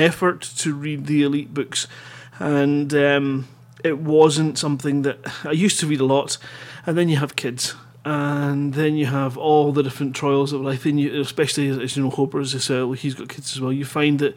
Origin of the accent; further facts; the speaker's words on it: Scotland, United Kingdom; being Scottish